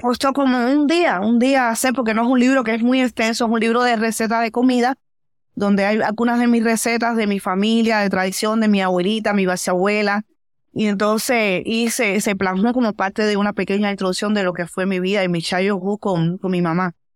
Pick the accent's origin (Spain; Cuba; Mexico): Cuba; moved away as an adult; now in Oakland, United States; yo vengo de Cuba